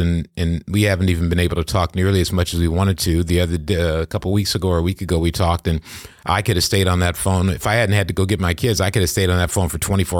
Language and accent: English; Kentwood, Michigan, United States; also born or lived in Grand Rapids, Michigan; I grew up in Michigan, in a city called Kentwood, Michigan, and it was great.